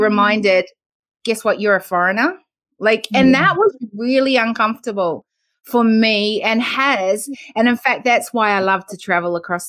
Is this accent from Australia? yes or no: yes; Australia; Which is the worst thing to say to an Australian, right? Where are you from in New Zealand? And so I would laugh because I'd be the foreign